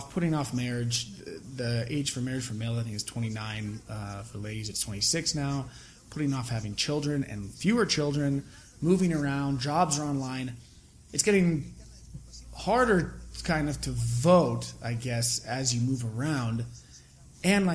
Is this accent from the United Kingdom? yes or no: no; United States; I'm from America